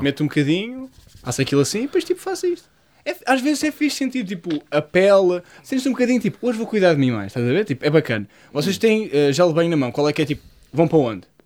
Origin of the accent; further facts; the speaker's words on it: Portugal; a minha casa, onde eu cresci, na Lameiria, uma das zonas que eu cresci